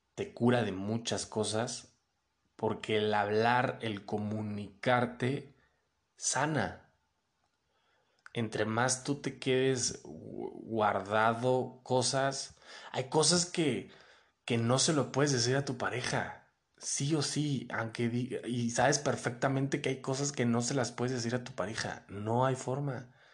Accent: Mexico City, Mexico; also born or lived in León, Guanajuato; Soy de la Ciudad de México, viví en León y después me regresé a la Ciudad de México.

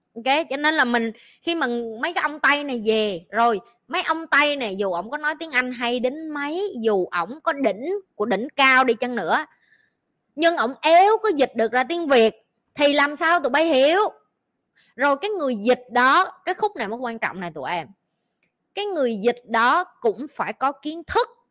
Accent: Vietnam; moved away as an adult; now in Singapore; mình kiểu như người Việt Nam á

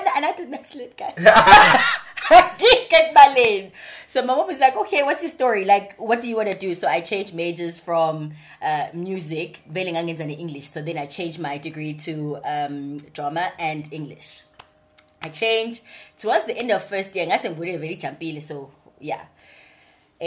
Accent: Durban, KwaZulu-Natal, South Africa; accent: Durban; born and bred in Durban. I'm a thoroughbred, like proper Durbanite. Grew up in Phoenix.

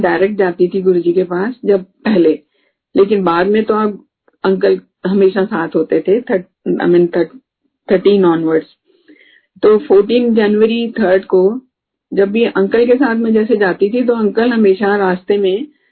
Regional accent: Delhi, India; moved away; हम दिल्ली से हैं

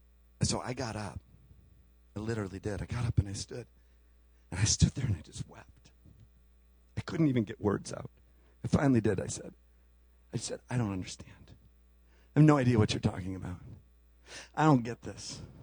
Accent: Chicago, Illinois, United States; We came from Chicago, and holy mackerel, there was cows and liquid manure and all kinds of great things.

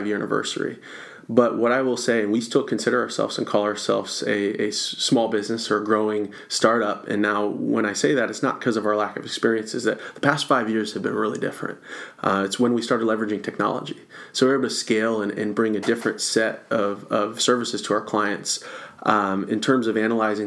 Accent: Rochester, Michigan, United States; moved away as an adult; now in Florida, United States; I was born and raised in Michigan and north of Detroit

